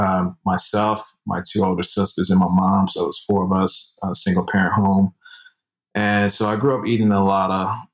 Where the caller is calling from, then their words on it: Atlanta, Georgia, United States; ATL. You ever been?